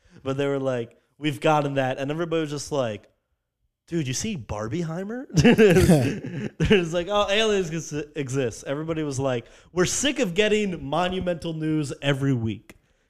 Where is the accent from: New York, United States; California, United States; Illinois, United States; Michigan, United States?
New York, United States; I'm from New York.